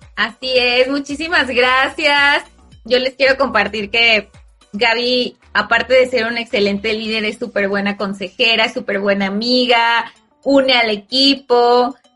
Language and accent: Spanish; Mexico; como mexicano